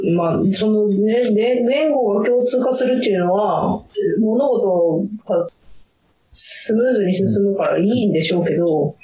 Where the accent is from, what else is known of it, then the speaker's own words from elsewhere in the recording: Chūetsu, Niigata, Japan; moved away; うちの田舎は中、えっと、新潟県で上中下越に分かれてて、はいで、中越って